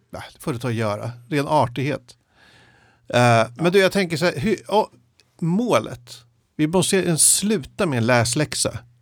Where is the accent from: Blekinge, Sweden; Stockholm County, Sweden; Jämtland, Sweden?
Stockholm County, Sweden; Jakobsberg; när jag växte upp i Jakobsberg